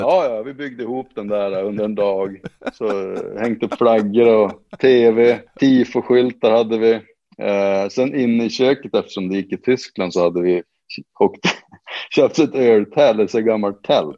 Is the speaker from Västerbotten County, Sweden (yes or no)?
yes; Boliden, Västerbotten County, Sweden; also born or lived in Riga, Latvia; Det är liksom hemma för mig eftersom jag är uppväxt just utanför i Boliden